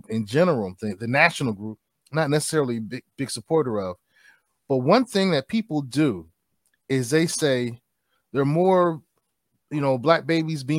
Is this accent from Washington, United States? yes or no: no; New York City, New York, United States; moved away; I'm shamelessly from Brooklyn, New York, originally.